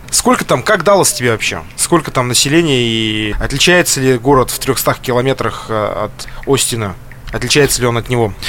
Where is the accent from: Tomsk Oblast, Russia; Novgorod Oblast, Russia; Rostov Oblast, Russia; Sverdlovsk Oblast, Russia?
Sverdlovsk Oblast, Russia; Yekaterinburg